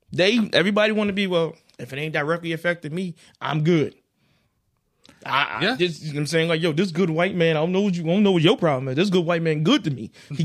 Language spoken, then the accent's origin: English; Carolina, United States; I'm from Carolina. You damn right. It would have made me go and support.